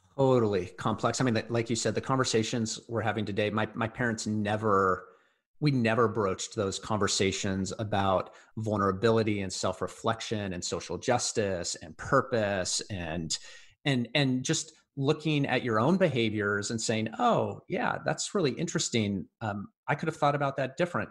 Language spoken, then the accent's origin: English; Bellevue, Washington, United States; I grew up in Bellevue